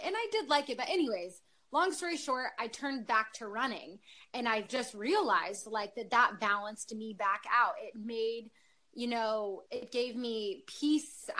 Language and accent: English; Northern California, United States; I grew up in Northern California up in the mountains